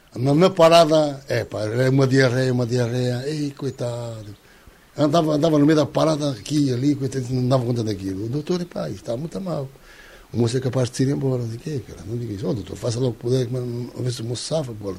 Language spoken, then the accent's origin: Portuguese; Santarém, Santarém District, Portugal; Nós somos de Santarém